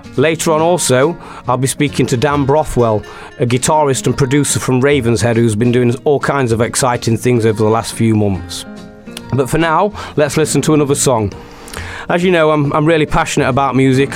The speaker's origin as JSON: {"language": "English", "town": "Mansfield", "region": "East Midlands", "country": "United Kingdom", "said": "I'm a busker from Mansfield"}